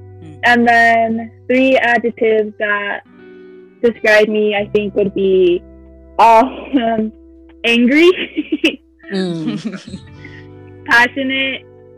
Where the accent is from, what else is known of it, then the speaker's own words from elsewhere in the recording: Wenatchee, Washington, United States; also born or lived in California; So I was born in California, but my family and I moved at a very young age, specifically because of the agricultural opportunities that my parents had and found in Washington State. And we had family in Wenatchee